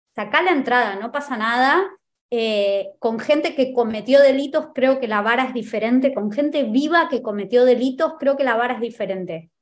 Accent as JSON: {"language": "Spanish", "country": "Argentina", "said": "En mi país"}